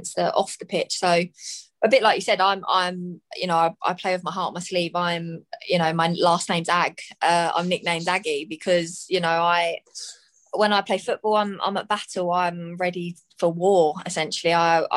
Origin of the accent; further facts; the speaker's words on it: Brighton, South East England, United Kingdom; also born or lived in Hertfordshire / Germany; now in London, United Kingdom; I moved back to kind of my hometown, could live at home again